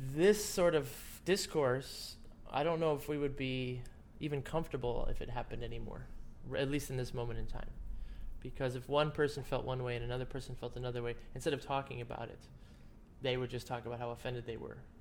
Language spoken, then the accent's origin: English; Cleveland, Ohio, United States; I'm from Cleveland